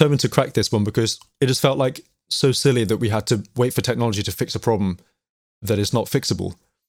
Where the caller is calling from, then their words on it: London, United Kingdom; I'm calling from North London, calling from my lockdown location, my family music room.